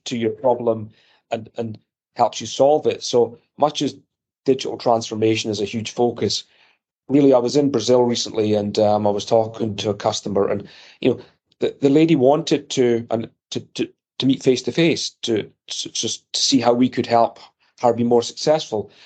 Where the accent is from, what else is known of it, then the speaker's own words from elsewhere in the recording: Scotland, United Kingdom; accent: Scottish; moved away as an adult; also born or lived in Edinburgh, Scotland / near London; now in United States; growing up in Scotland in the 70s and 80s